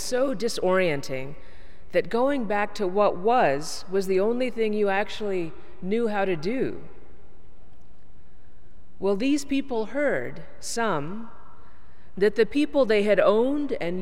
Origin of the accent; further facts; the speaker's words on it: Texas, United States; moved away; I'm from Texas